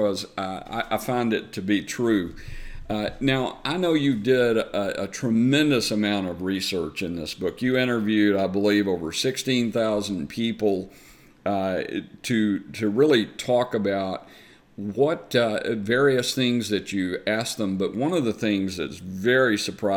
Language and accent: English; the South, United States; accent: Southern; my Southern accent